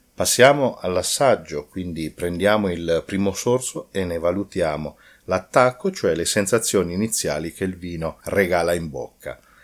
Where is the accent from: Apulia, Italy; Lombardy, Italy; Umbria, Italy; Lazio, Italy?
Umbria, Italy; Io essendo umbro